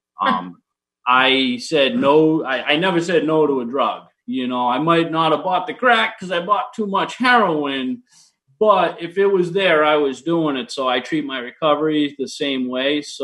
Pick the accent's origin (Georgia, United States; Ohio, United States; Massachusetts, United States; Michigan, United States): Massachusetts, United States; Attleboro; also born or lived in Boston, Massachusetts; now in Stoughton, United States; I grew up in Attleboro, Mass